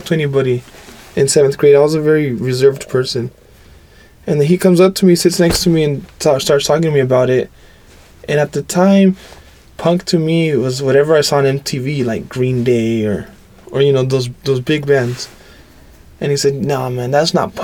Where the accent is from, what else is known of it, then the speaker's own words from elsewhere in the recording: Los Angeles, California, United States; I was born and raised in Southern California. Lived in East LA my whole life.